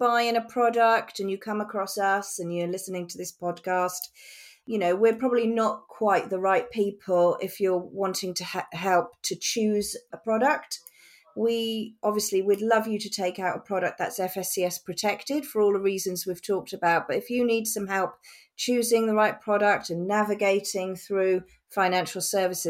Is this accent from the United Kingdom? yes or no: yes; Norfolk, East of England, United Kingdom; accent: Norfolk; I grew up in the wildest parts of Norfolk, running around fields, building haystack houses, climbing trees, and generally out and about in the countryside. You might even hear my Norfolk accent creeping through from time to time.